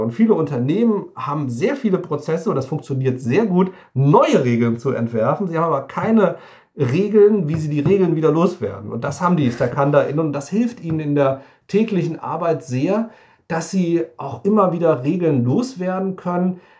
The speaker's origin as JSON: {"language": "German", "area": "near Wiesbaden", "region": "Hesse", "country": "Germany", "said": "komme ich aus der Nähe von, von Wiesbaden"}